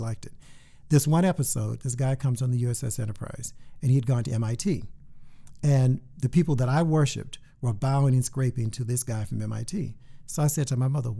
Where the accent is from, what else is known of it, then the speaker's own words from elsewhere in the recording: Houston, Texas, United States; moved away as an adult; also born or lived in Massachusetts / New York City; I'm originally from Houston, Texas, mm-hmm. grew up there all my life